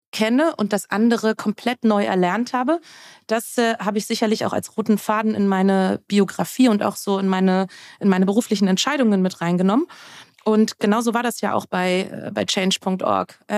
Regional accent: Germany; dass ich eben groß geworden bin äh, um die Wendezeit herum. Ich bin in der DDR geboren ähm, und bin im Vereinigten Deutschland aufgewachsen.

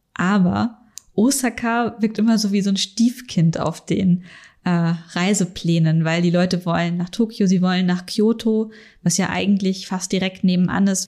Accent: Northern Germany, Germany; moved away as an adult; now in Munich, Germany; ich komme aus Norddeutschland und ich habe halt ganz meine ersten Jahre hier in München verbracht und sehr viele so plattdeutsche Begriffe, die bei uns auf dem Dorf einfach total normal sind

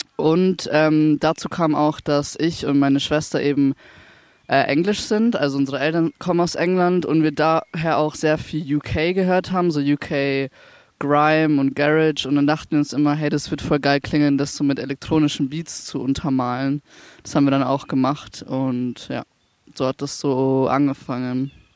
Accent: Ingolstadt, Bavaria, Germany; now in Nuremberg, Germany; ich komme aus Ingolstadt ursprünglich

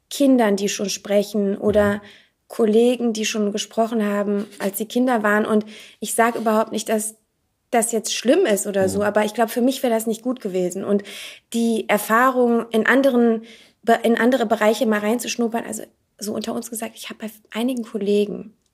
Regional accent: North Rhine-Westphalia, Germany; Aus der Nähe von Aachen.

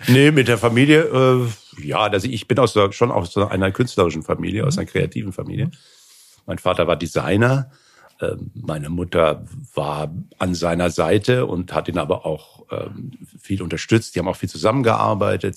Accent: Hanau, Hesse, Germany; in Hanau, wo ich herkomme, in der Nähe von Frankfurt, im Hessischen

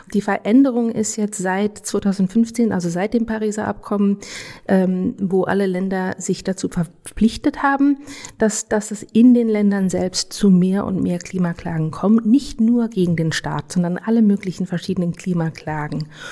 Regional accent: Germany; also born or lived in United States; Ich bin in Deutschland aufgewachsen

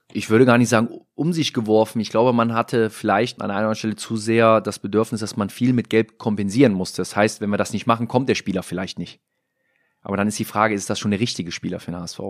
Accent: Mönchengladbach, North Rhine-Westphalia, Germany; moved away as an adult; now in Hamburg, Germany; weiß ich, wo ich herkomme, bin auch gerne in Mönchengladbach, Lürrip bei meiner Tante in der Kneipe mit meinen alten Weggefährten

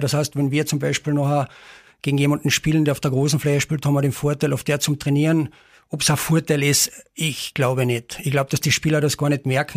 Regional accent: Carinthia, Austria; bei uns in Kärnten

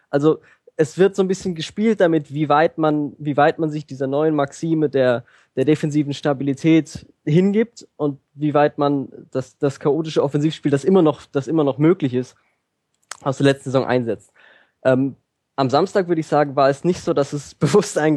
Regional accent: Hoffenheim, Baden-Württemberg, Germany; in meinem Fall ist es einfach mein Dorf, mein Dorfverein. Das heißt, es ist, ich bin in Hoffenheim aufgewachsen.

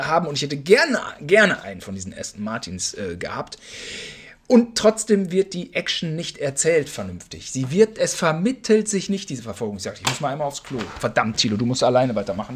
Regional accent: Germany; wir als Deutsche

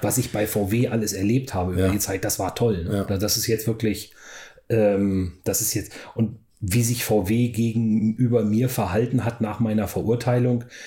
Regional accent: Weserbergland, Lower Saxony, Germany; moved away as an adult; also born or lived in Oklahoma, United States; da wo ich aufgewachsen bin, ich bin in meiner Jugend da viel äh, Fahrrad gefahren, kenne das Weser-Bergland relativ gut

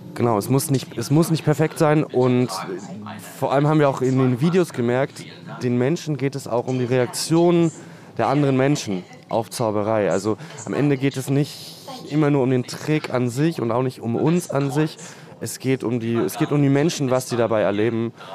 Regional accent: Spandau, Berlin, Germany; Und ich bin aus Spandau.

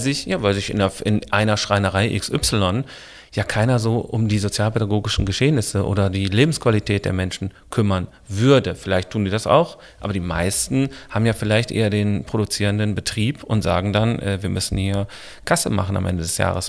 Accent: Essen, North Rhine-Westphalia, Germany; ich bin aufgewachsen im Bereich Essen, Stehle, Horst, Eiberg, die Ecke Hörsterfeld.

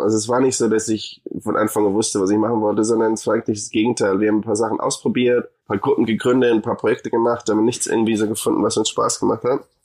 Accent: Munich, Bavaria, Germany; moved away as an adult; also born or lived in Hamburg / Argentina; now in United States; ich bin in München geboren

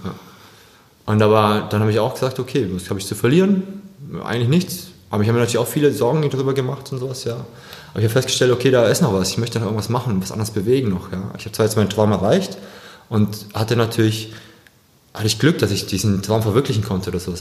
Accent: Swabia, Germany; gebürtiger Schwabe vielleicht noch, kann man das dazu sagen. Ja, bin aber koreanischer Abstammung

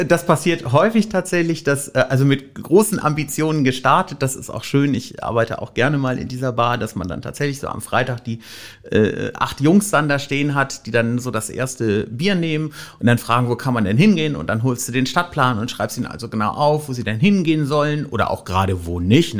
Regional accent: Rhineland near Düsseldorf, North Rhine-Westphalia, Germany; moved away as an adult; also born or lived in Wülfrath; now in Hamburg, Germany; Ich komme ursprünglich ähm, aus, aus dem Rheinland in der Nähe von Düsseldorf

